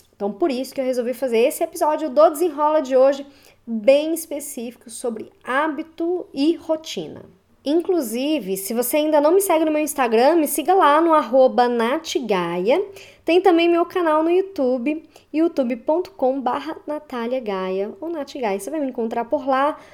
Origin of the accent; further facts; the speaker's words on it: Belo Horizonte, Minas Gerais, Brazil; eu sou de Belo Horizonte, Minas Gerais